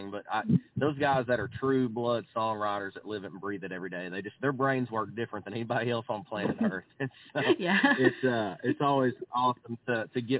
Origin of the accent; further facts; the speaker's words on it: Arkansas, United States; moved away as an adult; now in Texas, United States; I'm from Arkansas